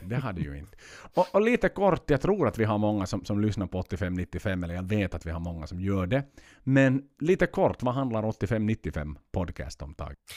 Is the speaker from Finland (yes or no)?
yes; Finland; hemma i Finland